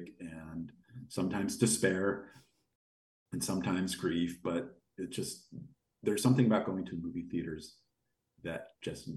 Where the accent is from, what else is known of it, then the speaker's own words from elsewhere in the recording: United States; also born or lived in Los Angeles, California; as an American